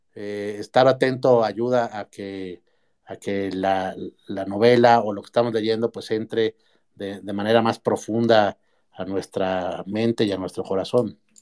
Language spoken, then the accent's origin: Spanish; Mexico; como, como mexicano